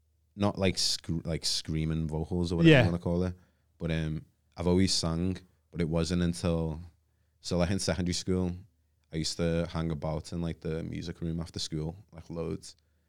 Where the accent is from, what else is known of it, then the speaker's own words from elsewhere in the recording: Liverpool, North West England, United Kingdom; being from where I was, like growing up in Toxteth as well.